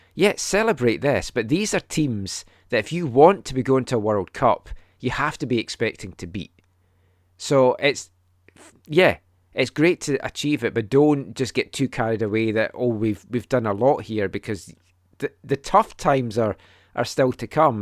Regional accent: Scotland, United Kingdom; a Scottish fan that grew up watching us qualify from the seventy-four to the ninety-eight World Cups

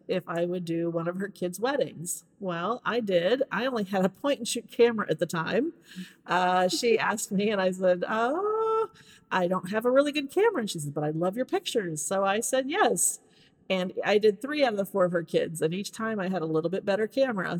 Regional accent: Hannibal, Missouri, United States; moved away as an adult; now in Nashville, United States; I am from Hannibal, Missouri originally. Just moved here to the Nashville area about two years ago.

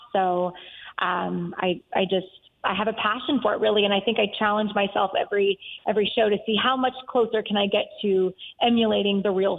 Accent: Texas, United States; I'm from Texas, so that's kind of where it originated.

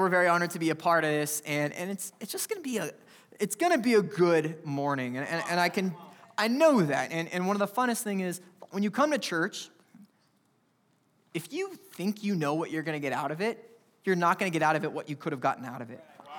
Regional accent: California, United States; I come from California where I wear t-shirts on Christmas.

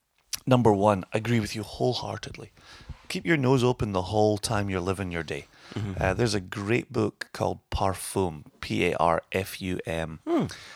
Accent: Scotland, United Kingdom; And I'm Scottish and there shouldn't be waste here.

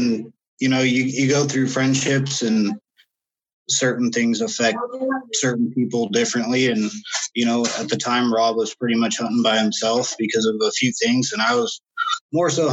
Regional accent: Vancouver, Washington, United States; I'm from Vancouver, Washington

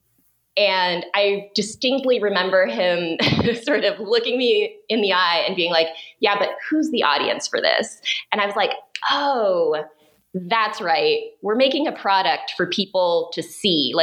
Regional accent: Oregon, United States; moved away as an adult; now in Los Angeles, United States; I'm an Oregon kid. I grew up in Oregon and moved to LA a couple of decades ago

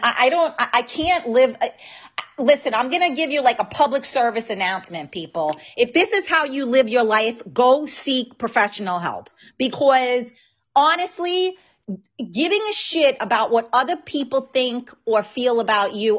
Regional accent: New York City, New York, United States; accent: New York; now in Westchester, United States; I am um, born and raised in the Bronx.

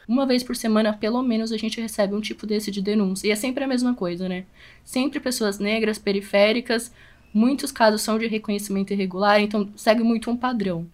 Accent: São Paulo, Brazil; A gente é daqui da capital de São Paulo

